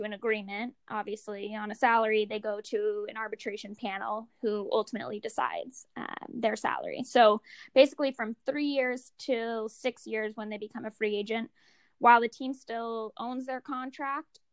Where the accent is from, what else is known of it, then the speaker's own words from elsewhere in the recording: Monterey, California, United States; I grew up in Monterey, California.